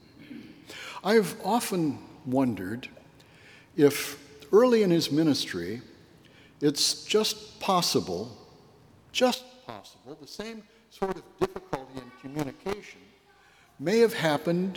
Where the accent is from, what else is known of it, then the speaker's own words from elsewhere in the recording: northwestern Illinois, United States; my very small hometown upbringing in northwestern Illinois